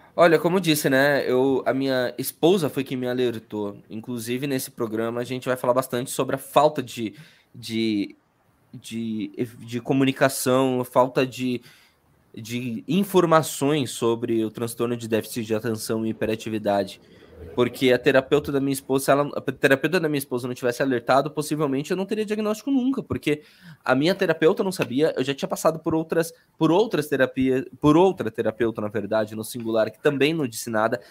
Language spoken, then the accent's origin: Portuguese; Curitiba, Paraná, Brazil; accent: sotaque do Sul; also born or lived in Salvador, Bahia; nasci em Salvador, fui criada em Curitiba, por isso é sotaque do Sul